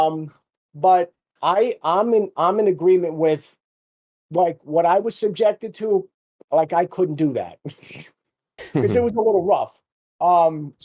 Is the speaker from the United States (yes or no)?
yes; Jersey City, New Jersey, United States; I grew up in Jersey City